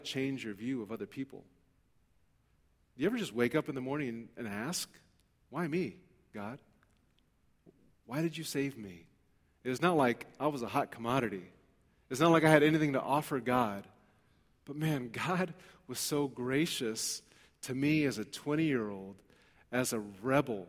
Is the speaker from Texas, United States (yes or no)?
no; Los Angeles, California, United States; I grew up in East L.A. There's not a whole lot of Sikhs that I'm aware of in East Los Angeles.